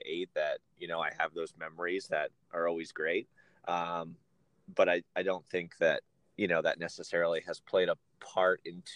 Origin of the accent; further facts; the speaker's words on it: Reading, Pennsylvania, United States; now in Pittsburgh, United States; I'm originally from Pennsylvania, but I'm from the other side of the state. I'm from Reading, Pennsylvania